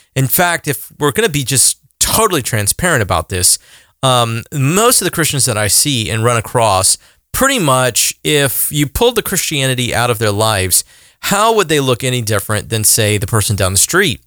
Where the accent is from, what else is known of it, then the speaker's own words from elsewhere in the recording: the South, United States; I'm a guy from the South